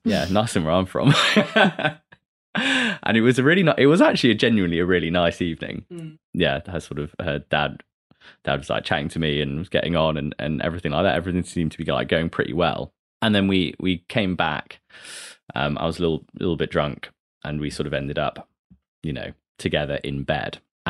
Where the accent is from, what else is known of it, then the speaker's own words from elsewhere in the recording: Derby, East Midlands, United Kingdom; now in London, United Kingdom; I'm from Derby and my mum's from Glasgow and my dad's from Birmingham.